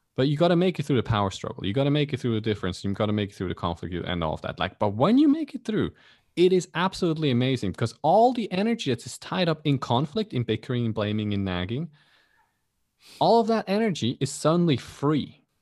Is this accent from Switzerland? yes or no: yes; Switzerland; now in Kuala Lumpur, Malaysia; I grew up in Switzerland